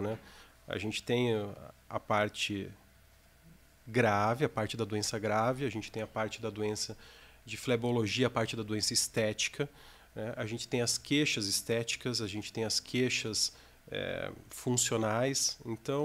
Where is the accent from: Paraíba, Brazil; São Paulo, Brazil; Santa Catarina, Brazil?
Santa Catarina, Brazil; Joinville; moved away as an adult; also born or lived in Rio de Janeiro; now in Curitiba, Brazil; eu sou natural de Joinville, estou com 36 anos agora